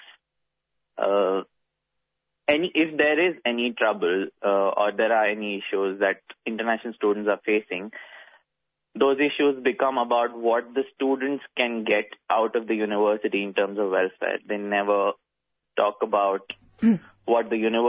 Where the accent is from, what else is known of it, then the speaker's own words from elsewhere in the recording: India; moved away as an adult; now in Melbourne, Australia; I'm from India, and I've been in Melbourne for about 2.5